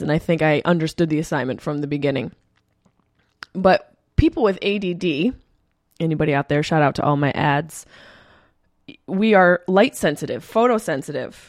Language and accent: English; Syracuse, New York, United States; the Funny Bone in my hometown of Syracuse, New York